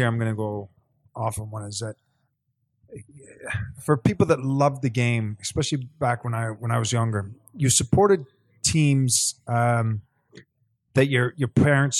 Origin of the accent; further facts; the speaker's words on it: Canada; also born or lived in England; I'm Canadian